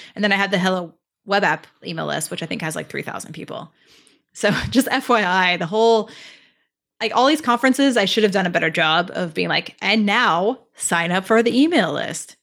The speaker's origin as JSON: {"language": "English", "region": "California", "country": "United States", "moved": "as an adult", "lives_now": "Toronto, Canada", "said": "I'm originally from California, but I moved to Toronto last summer"}